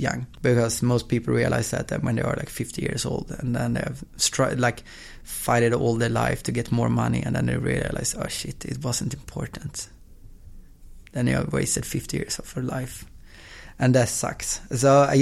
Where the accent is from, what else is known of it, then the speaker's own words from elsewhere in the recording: Östersund, Jämtland, Sweden; now in Gothenburg, Sweden; I was born in Gothenburg, and when I was two, I moved to Östersund, which is in the middle of Sweden, small town with like population of 60,000 or something like